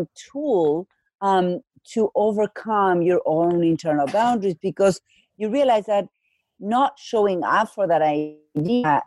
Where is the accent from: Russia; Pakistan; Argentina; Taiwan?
Argentina; accent: Argentine; moved away as an adult; now in Massachusetts, United States; I live in Massachusetts. My accent is from Argentina. That I've been in the U.S. for about 20 years.